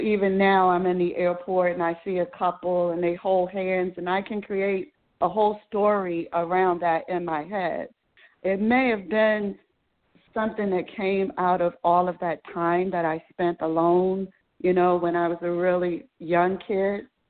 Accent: Baltimore, Maryland, United States; I was born and raised in Baltimore City

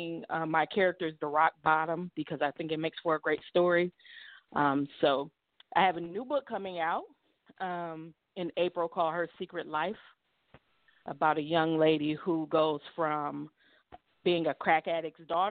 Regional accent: Cleveland, Ohio, United States; moved away; I'm from Cleveland.

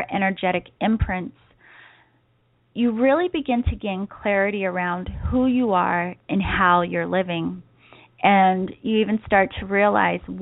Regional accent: East Coast, United States; now in San Diego, United States; I grew up on the East Coast

